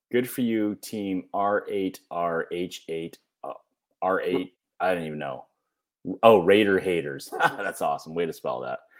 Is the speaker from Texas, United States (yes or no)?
no; New York, United States; I'm from New York